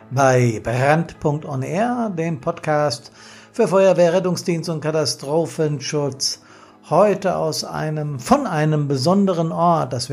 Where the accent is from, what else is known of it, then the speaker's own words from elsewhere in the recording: Hesse, Germany; born there; klar, ich bin äh, gebürtig Hesse und Frankfurt ist eine Riesen-City mit ihren Hochhäusern, aber Berlin ist eben Hauptstadt.